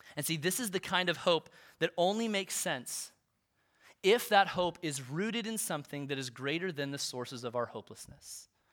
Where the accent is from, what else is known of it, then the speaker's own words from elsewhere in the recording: Olathe, Kansas, United States; I grew up in Olathe